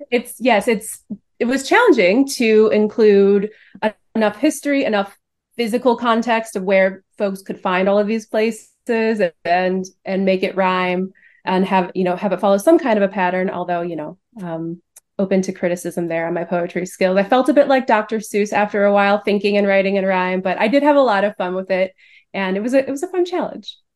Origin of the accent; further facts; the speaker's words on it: Cleveland, Ohio, United States; moved away as an adult; now in Chicago, United States; So I grew up in Cleveland. I'm not a Chicago native